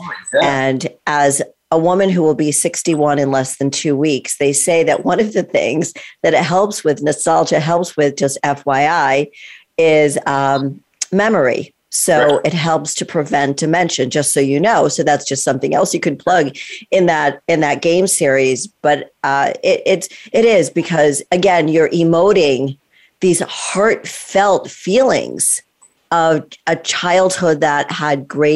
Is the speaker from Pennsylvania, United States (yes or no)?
no; Greenwich, Connecticut, United States; we both grew up in the same town, but we didn't know each other. We're both in Connecticut